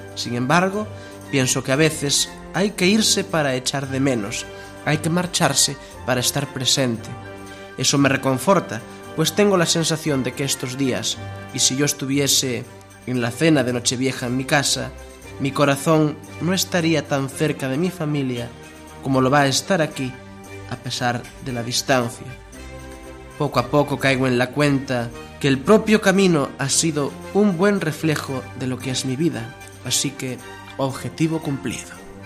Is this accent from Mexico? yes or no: no; Palacios de la Sierra, Castile and León, Spain; now in Bilbao, Spain; Palacios de la Sierra, mi pueblo